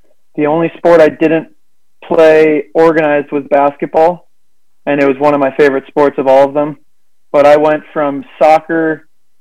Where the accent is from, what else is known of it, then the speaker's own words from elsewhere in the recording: Chicago, Illinois, United States; I'm a Chicagoan